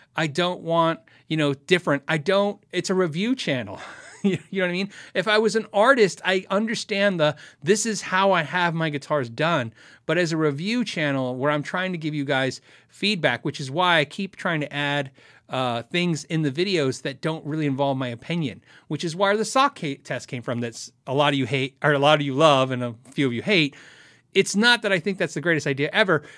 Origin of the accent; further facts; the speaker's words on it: United States; I'm so American